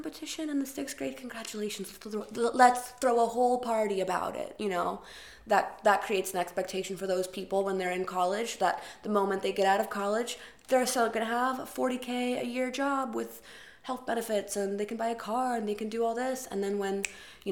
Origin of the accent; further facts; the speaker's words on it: Arkansas, United States; now in New York, United States; I grew up in Arkansas, where the standard of living is very high for very low prices.